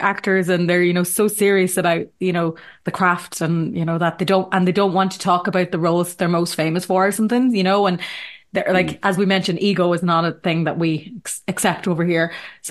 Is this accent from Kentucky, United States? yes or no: no; New Jersey, United States; Like, I'm born and bred in New Jersey, but don't ask me to come on your podcast unless you're from Ireland.